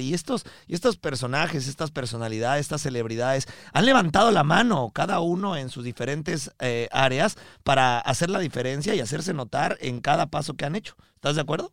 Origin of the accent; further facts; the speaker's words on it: Mexico; now in Miami, United States; vivimos aquí en Miami, transmitimos desde Miami, pero somos mexicanos